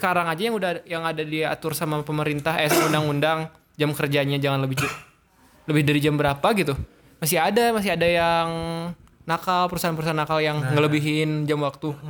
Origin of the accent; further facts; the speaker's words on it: Ciamis, West Java, Indonesia; itu kampung saya